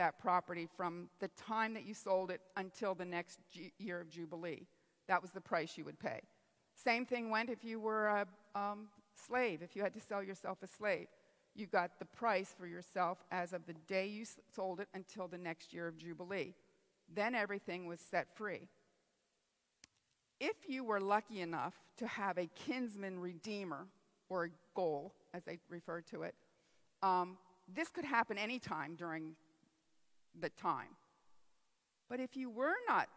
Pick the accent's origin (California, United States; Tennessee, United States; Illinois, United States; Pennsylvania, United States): Pennsylvania, United States; I'm from Pennsylvania